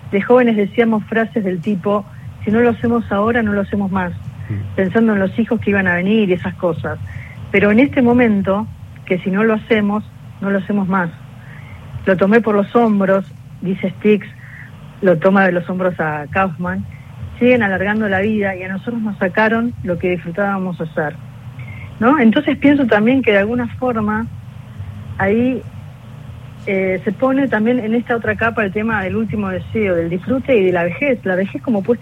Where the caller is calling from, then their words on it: Buenos Aires, Argentina; de Villapuerredón.